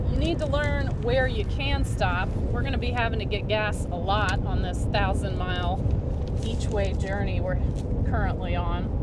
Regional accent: the South, United States; accent: southern; I'll just go in there and drum up my southern accent, and just see if they wouldn't mind asking that person to please leave.

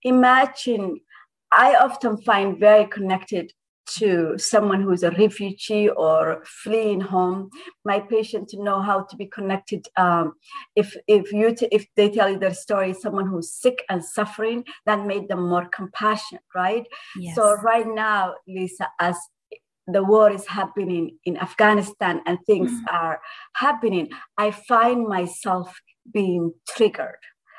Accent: Ottawa, Ontario, Canada; I mean, like I said, you're from Ottawa, and I'm so grateful that someone from my hometown is interviewing me.

